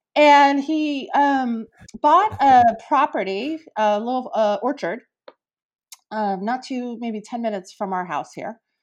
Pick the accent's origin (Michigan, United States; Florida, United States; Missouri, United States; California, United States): California, United States; East Bay; I'm a California native, right? I grew up in the East Bay